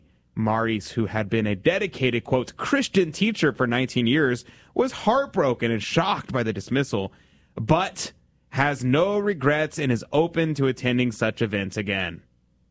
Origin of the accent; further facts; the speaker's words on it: Texas, United States; in my hometown and in the state of Texas